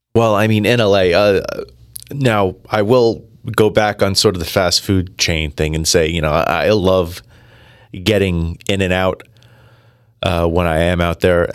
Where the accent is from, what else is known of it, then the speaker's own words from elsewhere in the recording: New Jersey, United States; I am from New Jersey. I was born and raised in Jersey